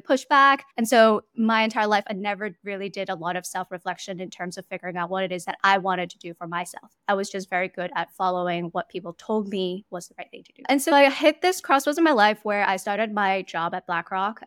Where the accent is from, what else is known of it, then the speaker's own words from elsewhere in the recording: Hong Kong; moved away as an adult; also born or lived in New York, United States; now in Singapore; I was born and raised in Hong Kong, basically spent my entire life there until university